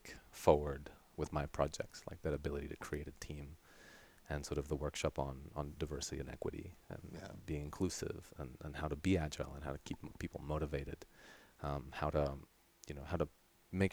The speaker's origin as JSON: {"language": "English", "town": "Terrassa", "region": "Catalonia", "country": "Spain", "tie": "born or raised there", "also_born_or_lived": "Sydney, Australia", "first_language": "Catalan", "second_language": "English", "moved": "yes", "lives_now": "Tucson, United States", "said": "I grew up primarily close to Barcelona in this city called Terrassa. And so that means I'm primarily Catalan. Catalan is my mother tongue"}